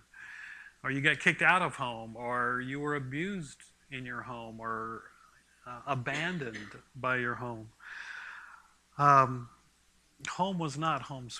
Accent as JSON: {"language": "English", "town": "Port Orchard", "region": "Washington", "country": "United States", "tie": "born or raised there", "also_born_or_lived": "California", "moved": "as an adult", "said": "I grew up in Port Orchard, Manchester, Washington"}